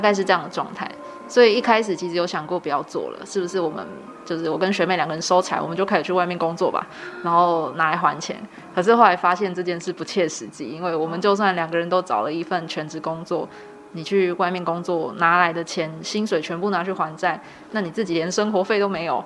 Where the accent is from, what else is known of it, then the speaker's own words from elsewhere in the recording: Kaohsiung, Taiwan; now in Tainan, Taiwan; 我是高雄人。哎。对。可我这是在台南读书